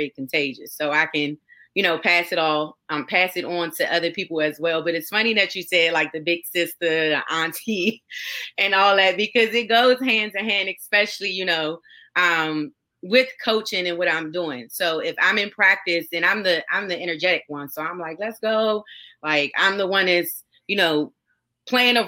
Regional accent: Prince George's County, Maryland, United States; now in Commerce, United States; I am from Prince George's County, Maryland, the DMV area

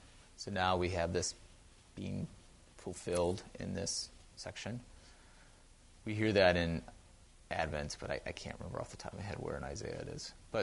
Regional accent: Wausau, Wisconsin, United States; Wausau, Wisconsin, my hometown.

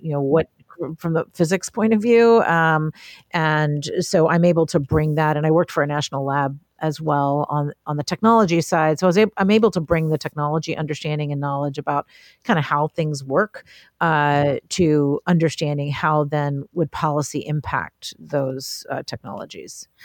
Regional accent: Appalachia, United States; I'm from Ap-, Appalachia.

